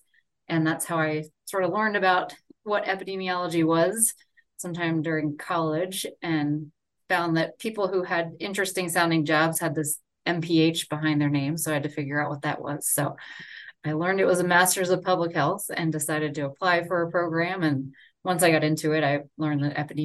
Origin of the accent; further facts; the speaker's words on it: Orlando, Florida, United States; moved away as an adult; also born or lived in Gainesville, Florida / Seattle, Washington / North Carolina; now in Salt Lake City, United States; I grew up in Orlando and then went to school in Gainesville